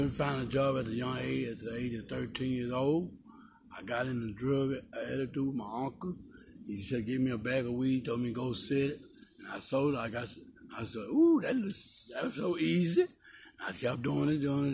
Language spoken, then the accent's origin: English; Dallas, Texas, United States; also born or lived in Palestine, Texas / Angola, Louisiana; I was born in West Dallas